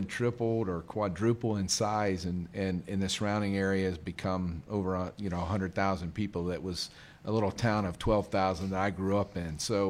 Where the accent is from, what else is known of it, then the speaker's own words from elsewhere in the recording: Mooresville, North Carolina, United States; also born or lived in Elkin, North Carolina; from a little kid, really from 5, 6 years old, I was raised in Mooresville.